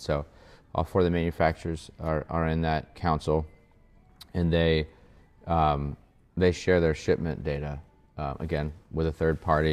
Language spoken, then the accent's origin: English; Columbus, Ohio, United States; now in Kentucky, United States; I was born and raised in Columbus, Ohio